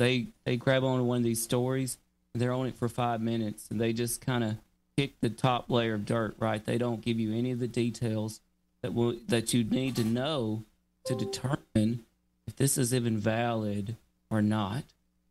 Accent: North Mississippi, United States; now in North Carolina, United States; near Memphis, I grew up in North Mississippi

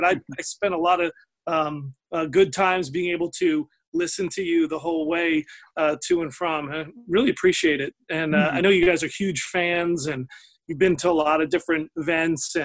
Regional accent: Richmond, Virginia, United States; Richmond, Virginia

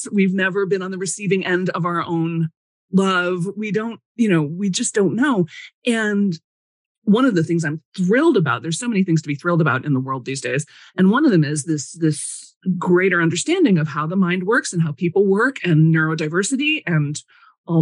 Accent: Chicago, Illinois, United States; growing up in Chicago

